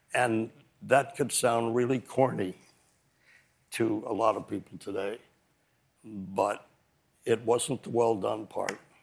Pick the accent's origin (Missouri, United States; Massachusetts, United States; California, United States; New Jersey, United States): Missouri, United States; Kansas City; now in New York, United States; I think I've always been a New Yorker, even when I was growing up in Kansas City